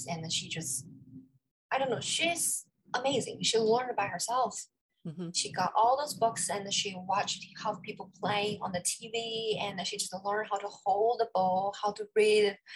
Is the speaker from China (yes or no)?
yes; China; moved away as an adult; also born or lived in Singapore / Pittsburgh, United States; now in New York City, United States; Originally, I was born in China. I went to Singapore for my undergraduate studies.